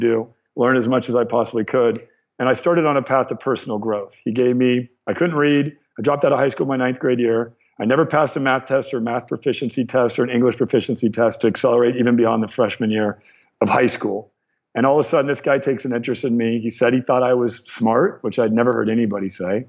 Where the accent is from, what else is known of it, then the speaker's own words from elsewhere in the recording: Torrance, California, United States; I was born in Torrance.